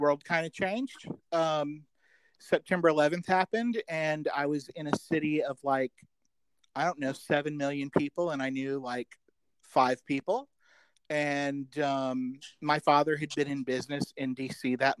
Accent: Birmingham, Alabama, United States; moved away as an adult; also born or lived in Chicago, Illinois / Georgia; I'm from Birmingham

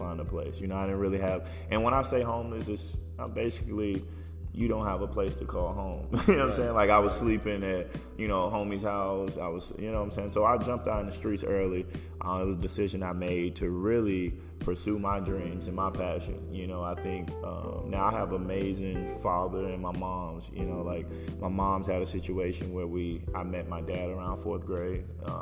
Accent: Houston, Texas, United States; I grew up in Houston. It's home

